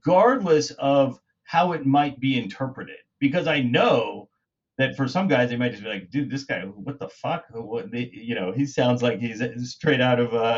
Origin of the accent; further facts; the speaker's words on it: Kansas, United States; You know, I'm from Kansas. And when guys from, you know, my community, that where I grew up, join EVRYMAN